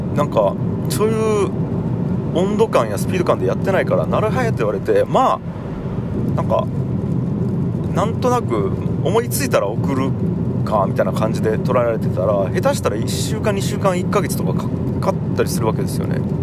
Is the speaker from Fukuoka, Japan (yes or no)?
yes; Tagawa, Fukuoka, Japan; もともと田川という町で生まれ育ちました